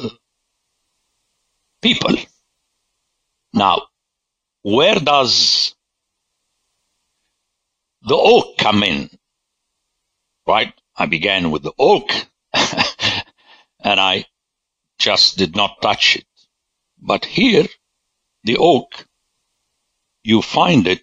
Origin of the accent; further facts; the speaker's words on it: Lebanon; I grew up in Lebanon